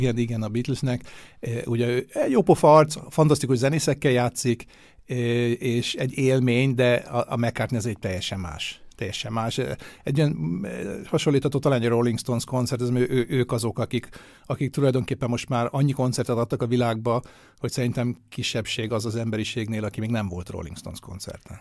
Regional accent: Budapest, Hungary; now in Vienna, Austria; a Budapesten nőttem föl

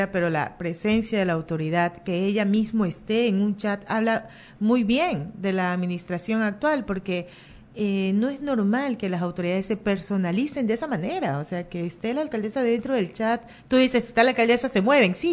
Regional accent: Guayaquil, Guayas, Ecuador; born there; pero nací en Guayaquil y yo no puedo andar sin GPS.

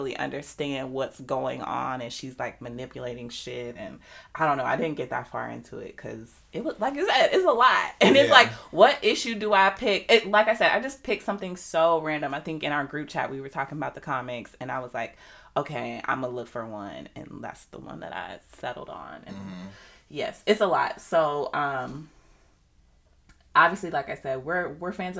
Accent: United States

